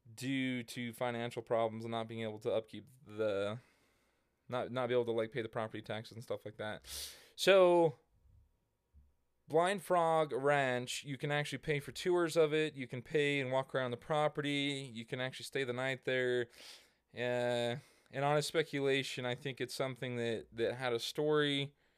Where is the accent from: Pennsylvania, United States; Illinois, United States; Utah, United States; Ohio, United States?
Utah, United States; Hurricane; I grew up in the small town of Hurricane Utah